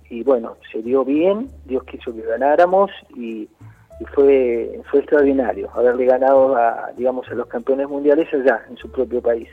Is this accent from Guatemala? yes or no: no; Argentina